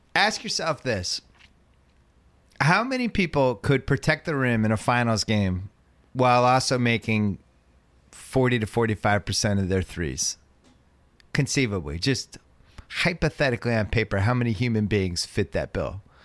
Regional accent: Boston, Massachusetts, United States; I'm from Boston.

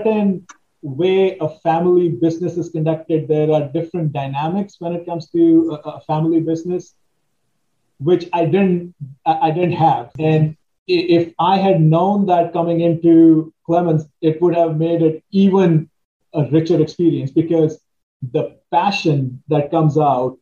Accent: India; now in Washington, D.C., United States; as I was growing up in India

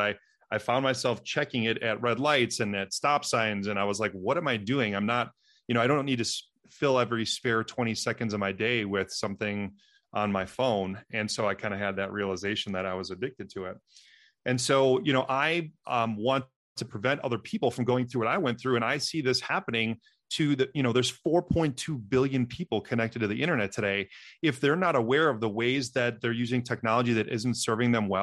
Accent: Wisconsin, United States; I'm from Wisconsin, the dairyland state

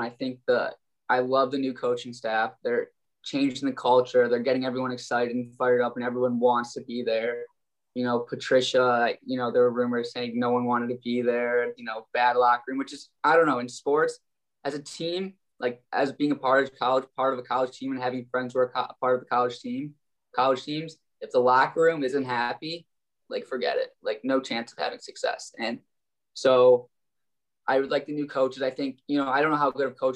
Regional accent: Detroit, Michigan, United States; I'm from Detroit, Michigan

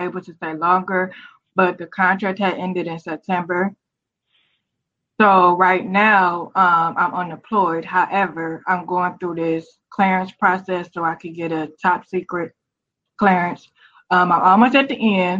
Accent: Cleveland, Ohio, United States; moved away as an adult; also born or lived in Southern Maryland; now in Ashburn, United States; I'm originally from Cleveland, Ohio

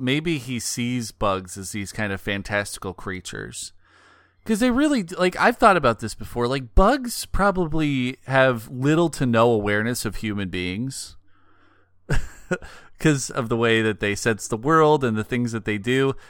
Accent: Pacific Northwest, United States; born or raised there; moved away

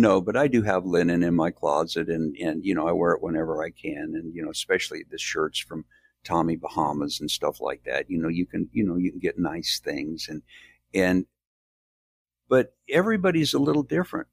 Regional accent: Midwest, United States; now in the South, United States; I was born in the South, raised in the Midwest, and I'm back in the South now

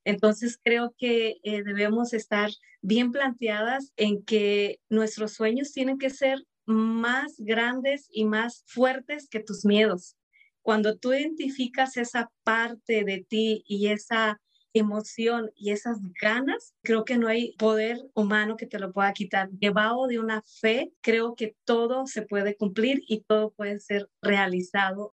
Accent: Mexico; moved away as an adult; now in United States; soy de México, hija de mayor de seis

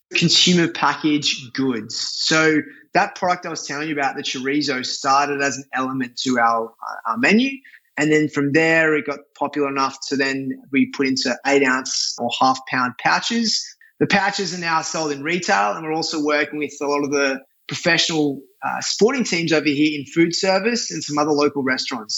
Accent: Australia; moved away as an adult; now in New York, United States; as an Aussie

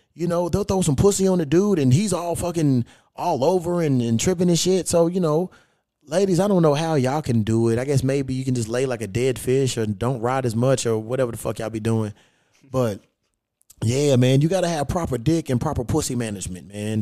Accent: Kentucky, United States; now in Los Angeles, United States; I'm a Kentucky boy

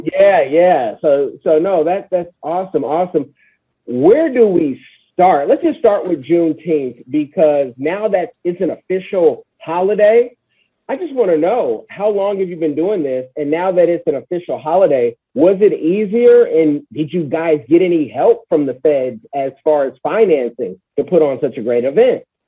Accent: California, United States; I'm from Cali.

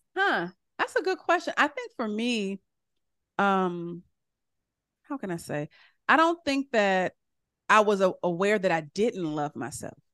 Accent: California, United States; I'm from California, and I remember when I was little, we used to go to Doctor Price's church

